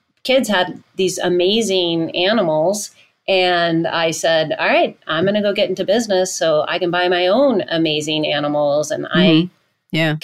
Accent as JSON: {"language": "English", "town": "Southport", "region": "Connecticut", "country": "United States", "tie": "born or raised there", "also_born_or_lived": "Florence, Italy / Naples, Florida", "moved": "as an adult", "said": "I grew up in Connecticut. I grew up in Southport, Connecticut"}